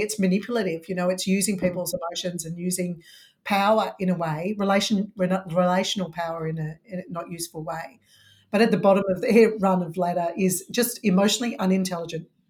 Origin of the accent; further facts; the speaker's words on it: Melbourne, Victoria, Australia; I'm from Melbourne, so lockdown city